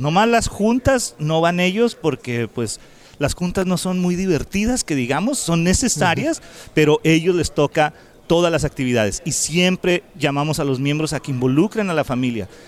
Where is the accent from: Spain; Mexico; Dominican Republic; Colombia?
Mexico; now in United States; Nosotros somos inmigrantes de México, vivimos aquí en Estados Unidos